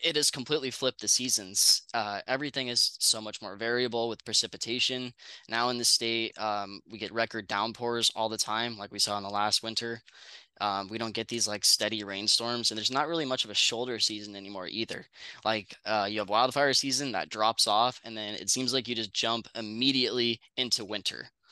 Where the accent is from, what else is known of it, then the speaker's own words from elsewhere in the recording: Northern California, United States; I grew up in Northern California